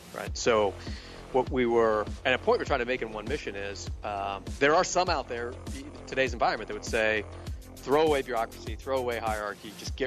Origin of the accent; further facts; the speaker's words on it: Southern Virginia, United States; I grew up in Southern Virginia